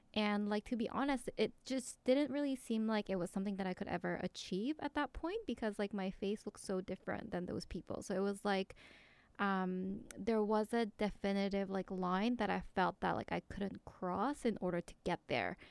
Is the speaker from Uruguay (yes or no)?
no; South Korea; moved away; I grew up in Korea